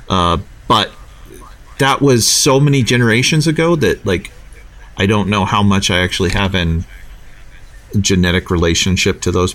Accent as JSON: {"language": "English", "country": "United States", "said": "I'm American."}